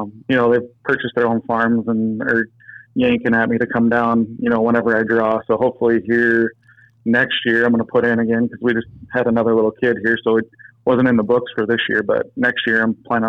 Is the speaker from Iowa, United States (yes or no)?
yes; Iowa, United States; now in Wisconsin, United States; I'm originally from Iowa